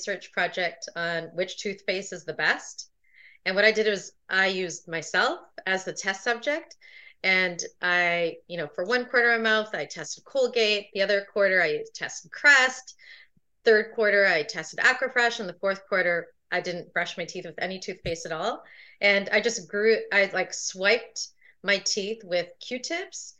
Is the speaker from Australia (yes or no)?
no; Toronto, Ontario, Canada; I was born in Toronto, Ontario